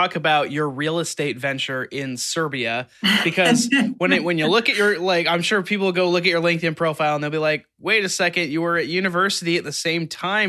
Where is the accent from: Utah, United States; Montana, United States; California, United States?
Utah, United States; So I grew up in Utah, which is all pretty close to Wyoming. And I grew up a BYU fan